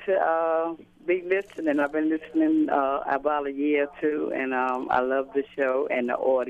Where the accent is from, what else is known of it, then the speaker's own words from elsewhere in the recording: New York City, New York, United States; I'm from Brooklyn, New York.